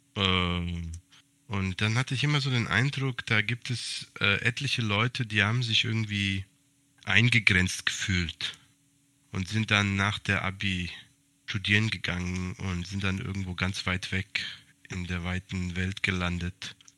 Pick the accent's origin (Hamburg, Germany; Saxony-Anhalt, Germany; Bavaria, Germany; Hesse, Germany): Hesse, Germany; moved away as an adult; also born or lived in Serbia (ethnic Serb); now in Greece; Ich habe 29 Jahre lang in Hessen gelebt